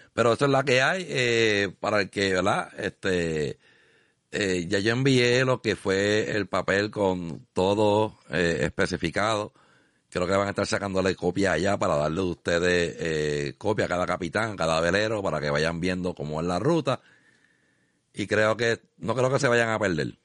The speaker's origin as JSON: {"language": "Spanish", "town": "Arroyo", "country": "Puerto Rico", "tie": "born or raised there", "said": "mi pueblo de Arroyo"}